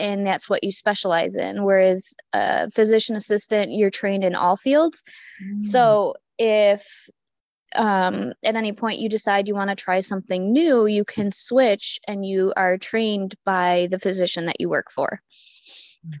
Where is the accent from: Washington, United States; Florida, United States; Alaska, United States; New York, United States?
New York, United States; Hamburg; growing up in Hamburg